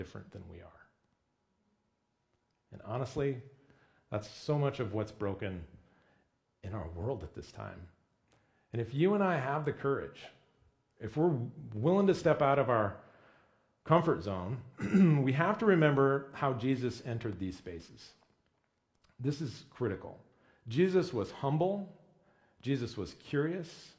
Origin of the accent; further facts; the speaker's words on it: Midwest, United States; moved away as an adult; also born or lived in Bellingham, Washington; now in Washington, United States; being the dumb white kid from middle America